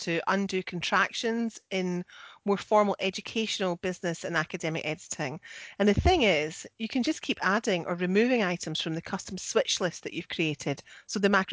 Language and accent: English; Scotland, United Kingdom; I'm the Scottish one.